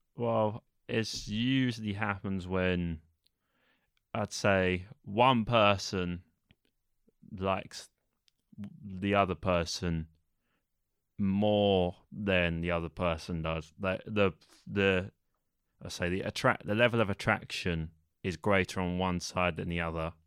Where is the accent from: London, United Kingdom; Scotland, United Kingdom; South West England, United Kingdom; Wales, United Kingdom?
London, United Kingdom; I'm from East London, which I'm sure you all know is in England